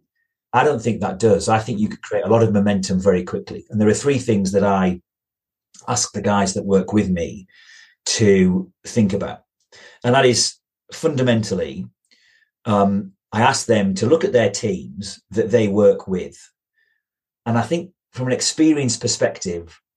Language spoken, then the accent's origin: English; Yorkshire and the Humber, United Kingdom; I come from Yorkshire. I live in the deepest, darkest hills of North Yorkshire.